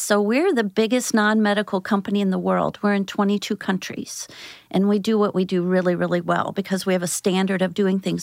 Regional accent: St. Louis, Missouri, United States; also born or lived in Athens, Georgia; I moved here when I was in grade school and was raised in Saint Louis, Saint Peter's area

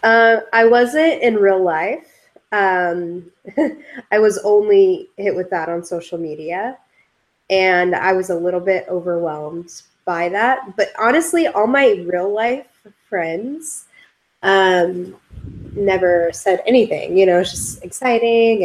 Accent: California, United States; we're we're from California, so it was pretty cold for us.

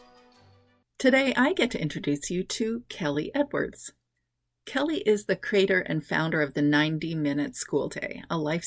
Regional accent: Canada; I'm Canadian

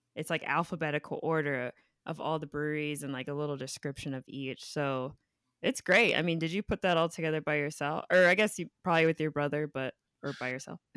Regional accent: Inland Empire, California, United States; moved away as an adult; now in Los Angeles, United States; I moved here after I graduated from college, but I, I grew up in the Inland Empire

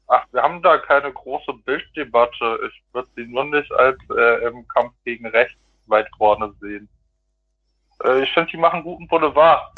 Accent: Sauerland, North Rhine-Westphalia, Germany; ich komme ja aus dem Sauerland

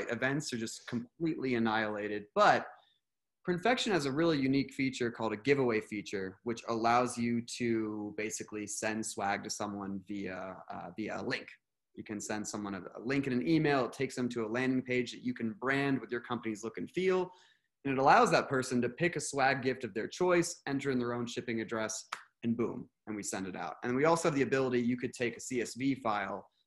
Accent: Redding, California, United States; I grew up in a small town in Northern California called Redding

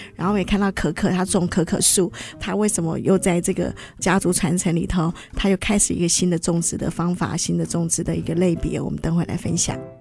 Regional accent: Hsinchu, Hsinchu City, Taiwan; 结果小时候就住在那附近啊

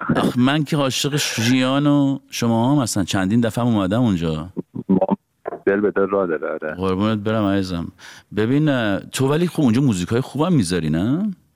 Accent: Iran; moved away as an adult; now in Los Angeles, United States; از وقتی هم از ایران اومدیم بیرون

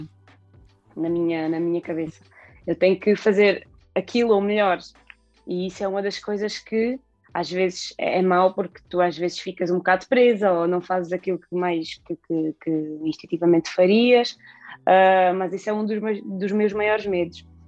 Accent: Alcácer do Sal, Alentejo, Portugal; eu nasci em Alcácer, fui criada sempre em Alcácer

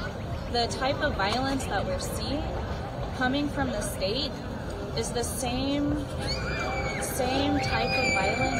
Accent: Oklahoma, United States; I came from the Muscogee Creek Nation Reservation in Indian Territory, Oklahoma. Seven generations ago, in 1832, my people were forcibly removed from this land, walked the Trail of Tears all the way to Oklahoma.

